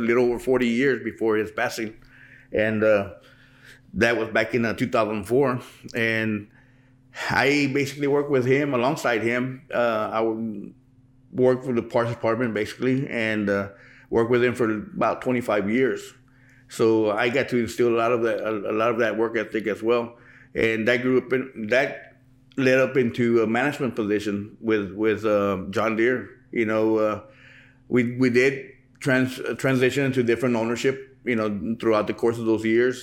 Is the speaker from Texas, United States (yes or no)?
yes; Pearsall, Texas, United States; I was born and raised here in Pearsall